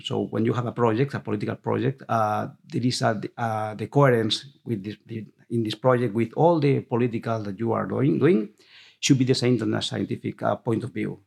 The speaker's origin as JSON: {"language": "English", "town": "Viladecans", "region": "Catalonia", "country": "Spain", "second_language": "English", "said": "I'm from Vila de Cans. My grandfather, um, grandmother was from Vila de Cans."}